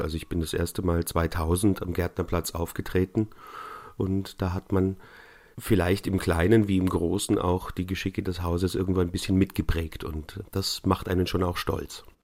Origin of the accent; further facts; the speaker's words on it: Neu-Ulm, Bavaria, Germany; also born or lived in Munich; Meine Kindheit habe ich in Bayern verbracht. Zwar im schwäbischen Teil Bayerns, aber in Neu-Ulm bin ich zehn Jahre in die Schule gegangen